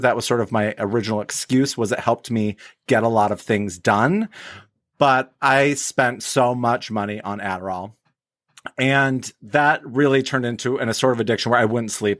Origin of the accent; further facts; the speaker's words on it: Wyoming, United States; now in Hazel Park, United States; I grew up in Wyoming